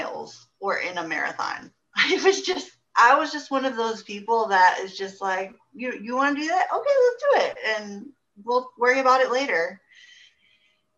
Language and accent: English; Houston, Texas, United States; also born or lived in Spring, Texas; I grew up here in Houston, North Houston mostly. And I lived in the Klein area most of my life